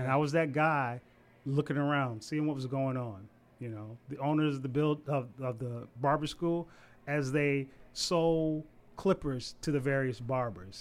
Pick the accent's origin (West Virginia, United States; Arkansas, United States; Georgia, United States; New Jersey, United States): Georgia, United States; Savannah; moved away as an adult; also born or lived in Huntsville, Alabama; now in Washington, D.C., United States; I'm originally from Savannah, Georgia.